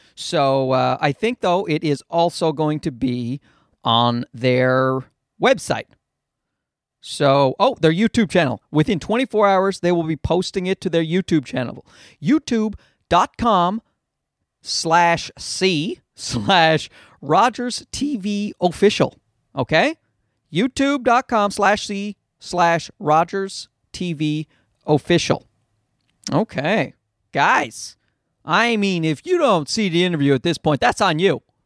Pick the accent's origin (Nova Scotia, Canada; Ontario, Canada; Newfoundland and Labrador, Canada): Newfoundland and Labrador, Canada; accent: Newfie; I'm also, I'm also from Newfoundland